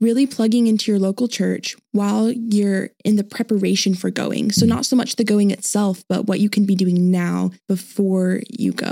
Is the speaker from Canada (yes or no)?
no; Indonesia; moved away as an adult; now in Arkansas, United States; So um, I grew up in Indonesia for pretty much my whole life, graduated there in COVID 2020, yay. And we moved back to Arkansas after that.